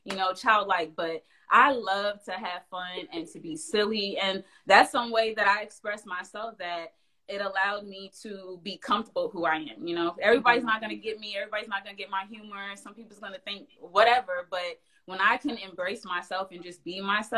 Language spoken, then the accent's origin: English; Englewood, New Jersey, United States; moved away as an adult; now in Greensboro, United States; I'm originally from New Jersey, so I grew up in Englewood, New Jersey.